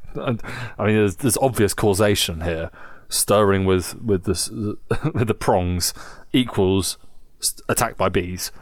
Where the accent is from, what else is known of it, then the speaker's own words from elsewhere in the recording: England, United Kingdom; Growing up in England